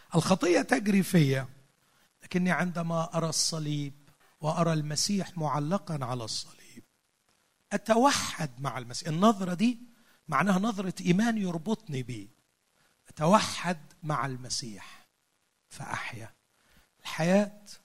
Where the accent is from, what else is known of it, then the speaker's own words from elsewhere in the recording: Egypt; عندنا في مصر